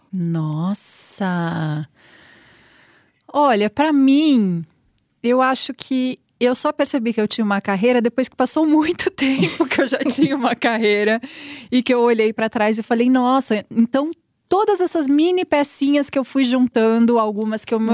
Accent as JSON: {"language": "Portuguese", "town": "Araraquara", "region": "São Paulo", "country": "Brazil", "moved": "as an adult", "lives_now": "São Paulo, Brazil", "said": "eu sou de Araraquara, né, então me mudei"}